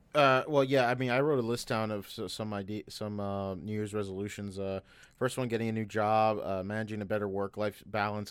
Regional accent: United States; as an American

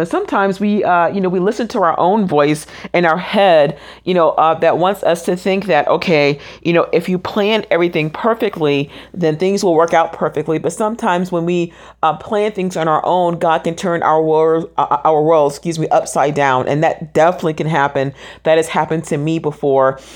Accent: Orlando, Florida, United States; I am originally from Orlando, Florida. That is my hometown.

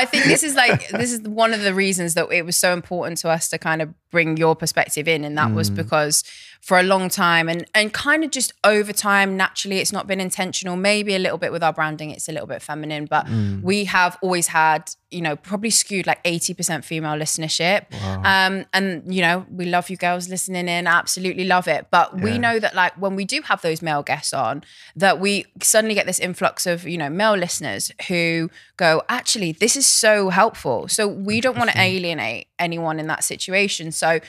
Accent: near Cheltenham, South West England, United Kingdom; Cheltenham is like near my hometown.

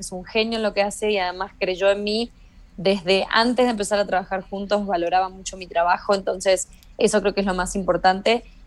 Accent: Argentina; moved away as an adult; now in Mexico; yo no me fui de Argentina

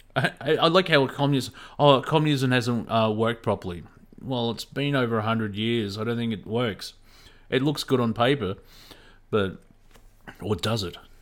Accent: Australia; accent: Australian; I was brought up in a, um, an Australian school system

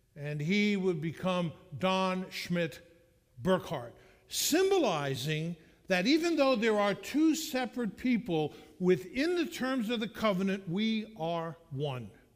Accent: Catskill, New York, United States; moved away as an adult; also born or lived in Cocoa Beach, Florida; when I was growing up in Catskill New York

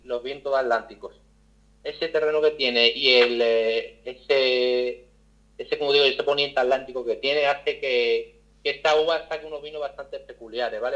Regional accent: Málaga, Andalusia, Spain; yo soy malagueño, pero yo también soy, soy sumiller

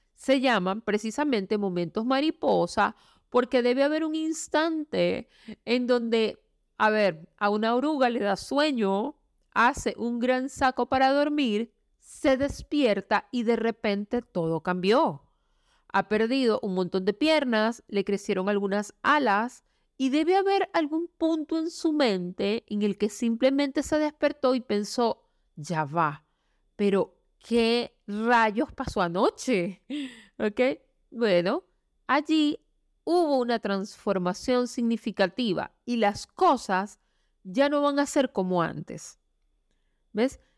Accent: Venezuela; moved away as an adult; now in Chile; Yo soy venezolana viviendo en Chile. Salí de mi país hace más o menos unos cuatro años y medio

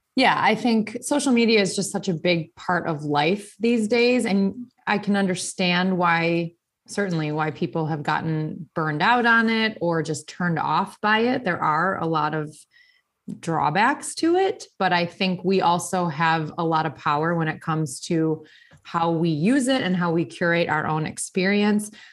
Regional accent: Burlington, Wisconsin, United States; moved away as an adult; also born or lived in Milwaukee, Wisconsin / Shorewood, Wisconsin / Greenfield, Wisconsin / New Berlin, Wisconsin; now in Arizona, United States; I was born and raised in Wisconsin. I grew up in Burlington

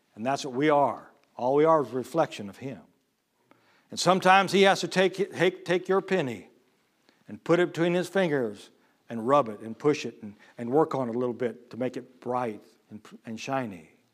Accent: Illinois, United States; I was born and raised in Illinois, I mean, the land of Lincoln

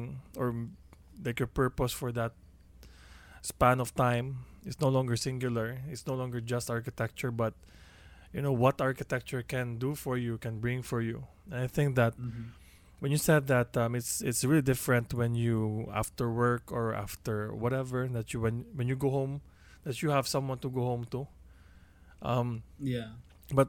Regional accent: Cebu City, Central Visayas, Philippines; moved away as an adult; also born or lived in London; when I came back to Cebu from London

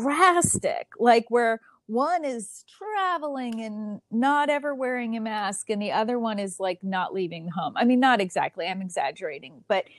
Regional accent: Philadelphia, Pennsylvania, United States; accent: Philadelphia; But when I go home, I start right into that Philadelphia accent. My family says, oh, Philly girl's co

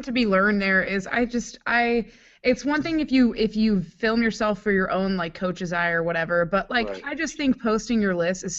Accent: Washington, District of Columbia, United States; I'm from Washington, D.C., and Bobby is as well.

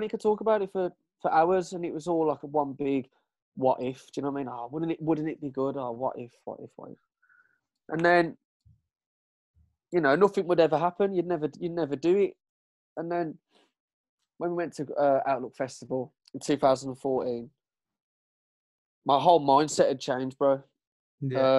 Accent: Birmingham, West Midlands, United Kingdom; we're from we're from Brum

